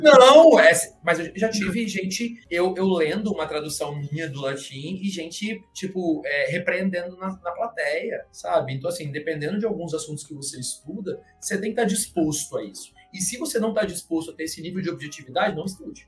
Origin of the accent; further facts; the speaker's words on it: Brazil; a gente é brasileiro